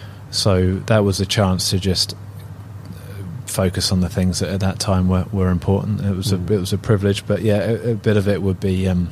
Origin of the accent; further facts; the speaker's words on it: Isle of Wight, South East England, United Kingdom; growing up on the Isle of Wight is a pretty small community, and I was a swimmer.